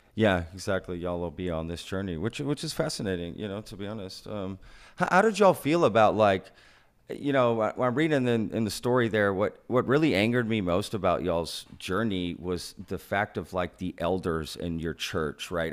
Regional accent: Texas, United States; being a Texan for most of my life, um, an American, I was born here, right?

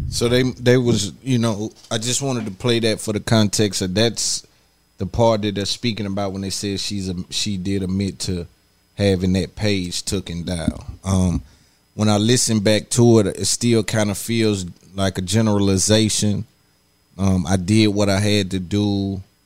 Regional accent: Nashville, Tennessee, United States; I come from I come from East Cashville, East Side

